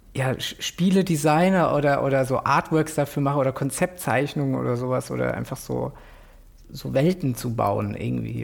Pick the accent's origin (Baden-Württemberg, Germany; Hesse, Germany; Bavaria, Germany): Hesse, Germany; Frankfurt; now in Berlin, Germany; Äh, Frankfurt Stadt. Mhm. Also ich bin auch in so, einem, in so einem Ghetto auch groß geworden